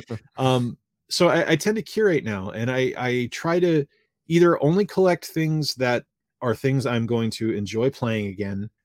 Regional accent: Fall River, Massachusetts, United States; I grew up in Fall River, Massachusetts

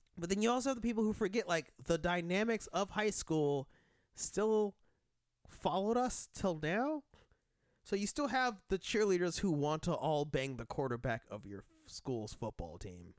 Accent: Denver, Colorado, United States; I'm from Denver

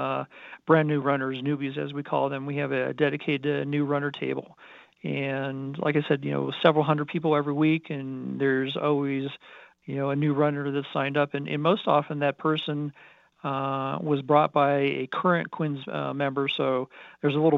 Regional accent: Colorado Springs, Colorado, United States; I was born and raised in Colorado Springs.

